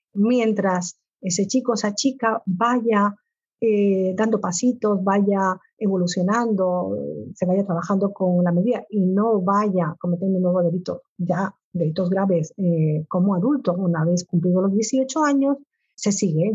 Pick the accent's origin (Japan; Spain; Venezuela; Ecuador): Spain; Canary Islands; como soy canario igual no me entiende todo el mundo